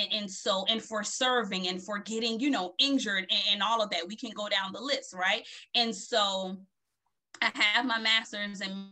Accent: Beaufort, South Carolina, United States; moved away as an adult; also born or lived in Philadelphia, Pennsylvania / Connecticut; I am from Beaufort, South Carolina.

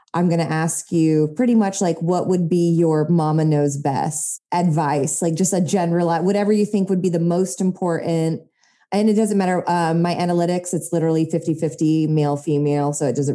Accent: Japan; my dad's originally from the California Bay Area. And then my mother is from the Philippines, but then I grew up in Japan.

